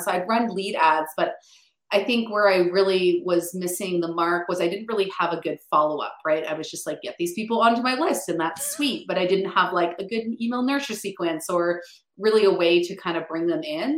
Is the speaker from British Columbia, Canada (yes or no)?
no; Ottawa, Ontario, Canada; I actually grew up just outside Ottawa